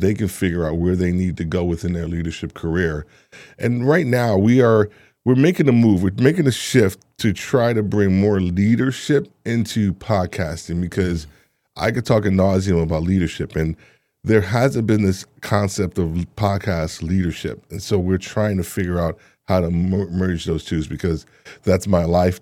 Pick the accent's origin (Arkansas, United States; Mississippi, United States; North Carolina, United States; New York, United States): New York, United States; moved away; also born or lived in Atlanta; I'm originally from New York